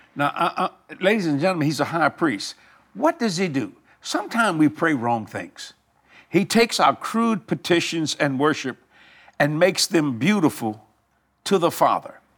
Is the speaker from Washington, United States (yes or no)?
no; New Orleans, Louisiana, United States; also born or lived in Houma, Louisiana; I was raised in New Orleans and on the West Bank of New Orleans